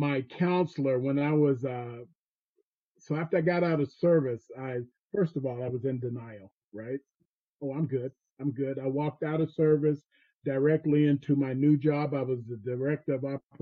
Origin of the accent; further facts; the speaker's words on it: Fayetteville, North Carolina, United States; I grew up in Fayetteville, North Carolina, in a place called Cross Creek Court.